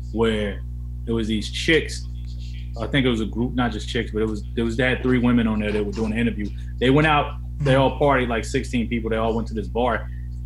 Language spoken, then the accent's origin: English; Atlanta, Georgia, United States; I'm from Atlanta